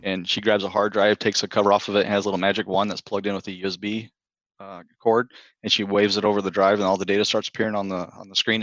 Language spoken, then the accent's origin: English; Texas, United States; moved away as an adult; now in Maryland, United States; I'm originally from the Texas area